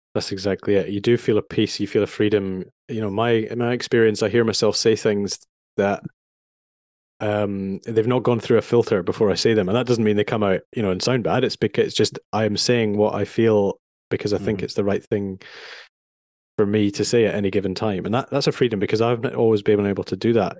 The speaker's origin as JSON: {"language": "English", "town": "Edinburgh", "region": "Scotland", "country": "United Kingdom", "tie": "born or raised there", "also_born_or_lived": "London", "moved": "as an adult", "said": "I grew up in Edinburgh"}